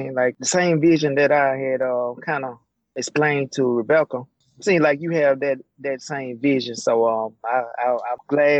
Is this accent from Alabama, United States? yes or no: yes; Jackson, Alabama, United States; I grew up in Jackson, Alabama, so I went, my first semester of college was at Bishop State.